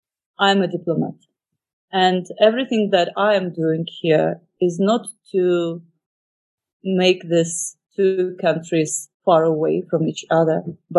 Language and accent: English; Odesa, Odesa Oblast, Ukraine; I grew up in Odessa. I graduated from the school in Odessa region because my father was a military man.